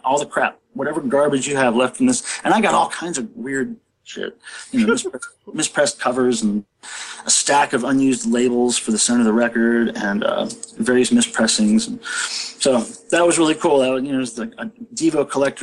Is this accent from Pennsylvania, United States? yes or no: no; Stow, Ohio, United States; I was born in Stowe, right outside of Akron. Back then I was going to Catholic school